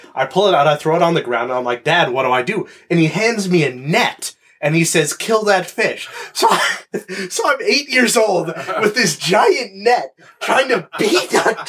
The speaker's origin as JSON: {"language": "English", "region": "Nova Scotia", "country": "Canada", "tie": "born or raised there", "moved": "yes", "said": "I grew up in Nova Scotia"}